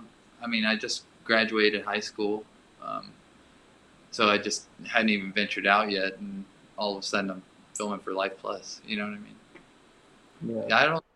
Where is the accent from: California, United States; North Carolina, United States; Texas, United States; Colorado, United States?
Texas, United States; Port Lavaca; where I grew up was like the end of the railroad. You know, if you look up Port Lavaca on the map.